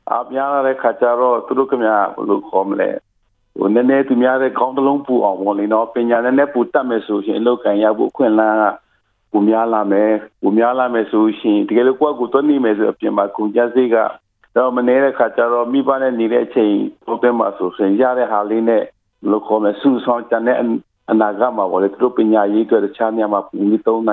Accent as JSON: {"language": "Burmese", "country": "Myanmar"}